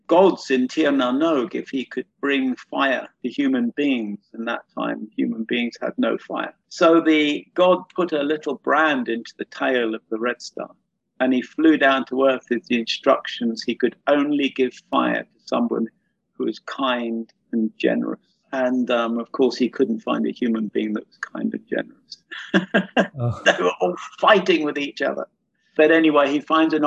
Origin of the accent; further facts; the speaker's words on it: London, United Kingdom; moved away; I used to live in London. I was brought up in London.